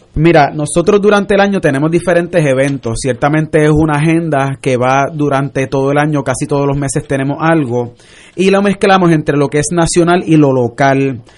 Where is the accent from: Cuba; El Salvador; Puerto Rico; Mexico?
Puerto Rico; como puertorriqueños somos sangre caliente